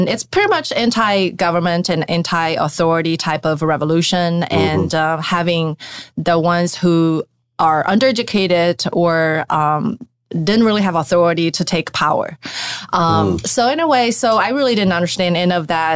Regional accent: China; moved away; I was born in China, 1979

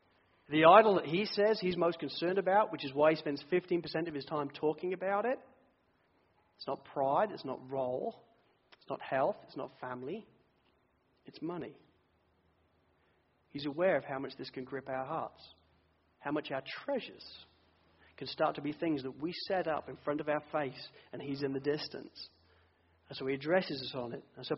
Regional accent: England, United Kingdom; now in Sydney, Australia; I came from England. We were all in recession. I just sold my house in the UK last week.

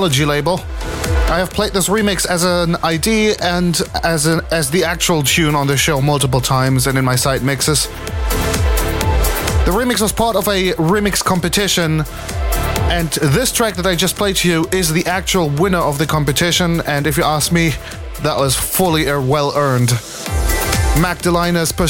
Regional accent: Reutlingen, Baden-Württemberg, Germany; at the Partyraum in Reutlingen, my hometown

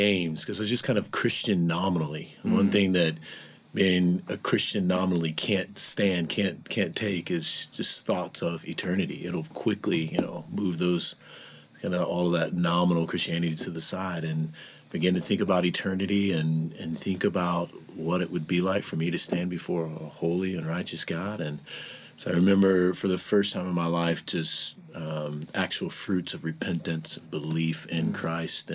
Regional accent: Springfield, Missouri, United States; also born or lived in Mexico, Missouri; now in Fort Worth, United States; I'm originally from Springfield, Missouri. Well, actually, if I started back from there, I'm from Mexico, Missouri, which is not far from Ferguson

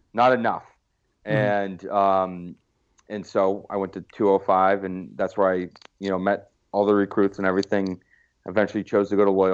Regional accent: Hanover, New Hampshire, United States; now in Austin, United States; I'm from Hanover, New Hampshire

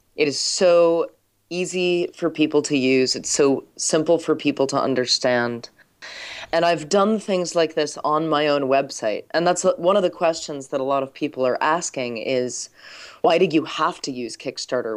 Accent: United States; as an American

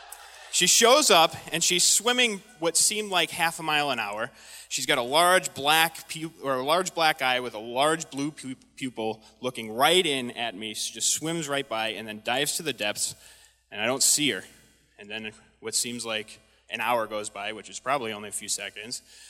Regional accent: United States; I'm an American

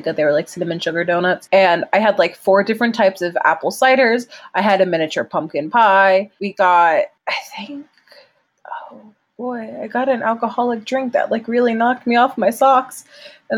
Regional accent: New Jersey, United States; I'm from New Jersey.

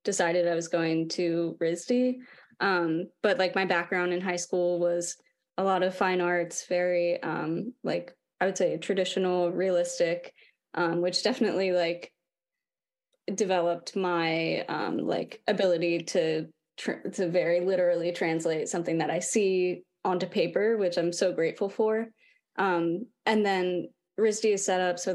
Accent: Lancaster, Pennsylvania, United States; I grew up in Lancaster, Pennsylvania.

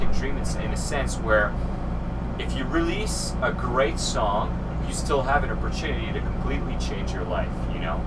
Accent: Canada; English is a second language; I'm French Canadian, sometimes, you know, I spin the wrong syllables

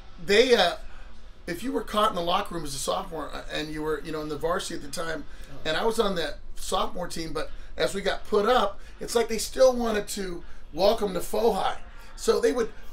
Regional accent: Fontana, California, United States; we're from Fontana

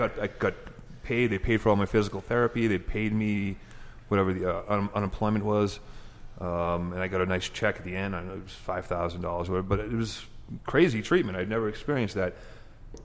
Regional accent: Massachusetts, United States; moved away as an adult; now in Colorado, United States; I haven't lived here my whole life. I'm from Massachusetts. I've been here about 7 years.

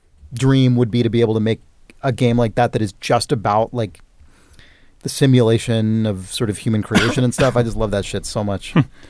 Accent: United Kingdom; As a Brit, I never had any exposure to this system, instead being much more familiar with regional machines such as the BBC Micro and the ZX Spectrum.

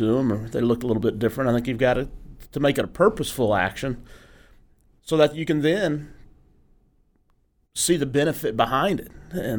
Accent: Arkansas, United States; I grew up in Arkansas

